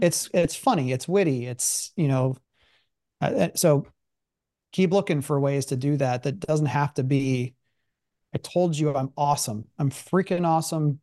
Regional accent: Columbus, Ohio, United States; also born or lived in Pittsburgh; I wasn't from Pittsburgh. Like, I lived, I grew up in Columbus

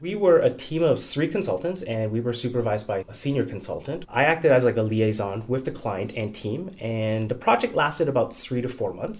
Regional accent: Canada; moved away as an adult; now in United States; So I'm new to the US, I'm Canadian

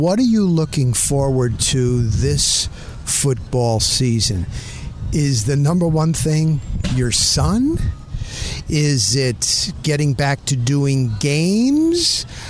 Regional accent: Dover, New Jersey, United States; which is Morris County. That's the county that I grew up in. I grew up in a town of Dover. Dover was it is blue collar, blue collar. Morris County, in general, is a middle, maybe even upper middle class

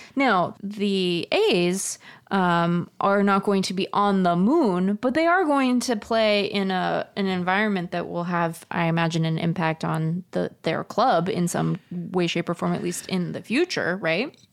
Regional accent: Seattle, Washington, United States; now in Tempe, United States; I'm a Mariners fan because I grew up in Seattle

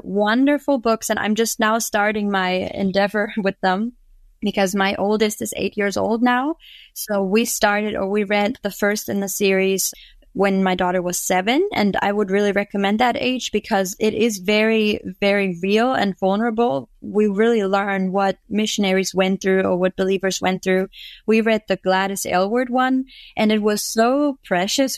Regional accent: Germany; moved away as an adult; now in Florida, United States; I was actually born and raised in Germany, and me and my family just moved over to Florida two years ago

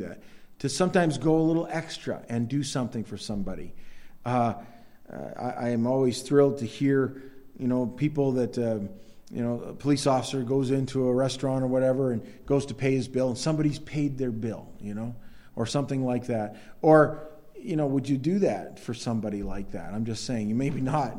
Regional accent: United States; also born or lived in Maine; It's different as an American Christian

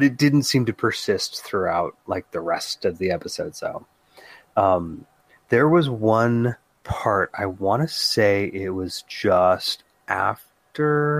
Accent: United States; I'm an American

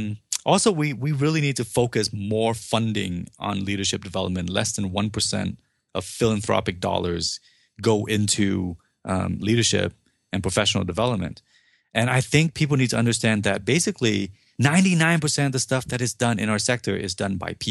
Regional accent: Vietnam; now in United States; I'm not born here. I was not born in the U.S. I came over from Vietnam.

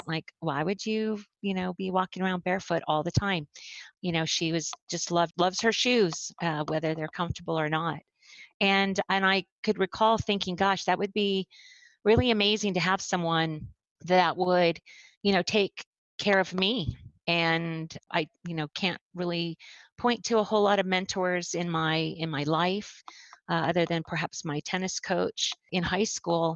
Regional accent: Phoenix, Arizona, United States; I grew up in Phoenix, Arizona, on the west side of Phoenix

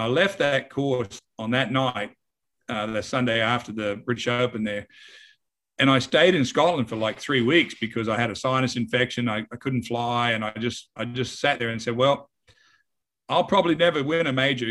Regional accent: Wagga Wagga, New South Wales, Australia; moved away as an adult; also born or lived in Houston, Texas; now in United States; I was from Wagga

